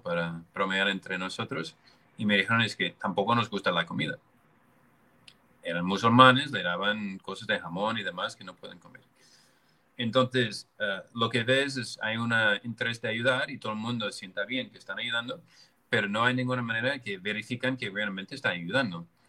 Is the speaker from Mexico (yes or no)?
no; United States; moved away; Yo, yo soy americano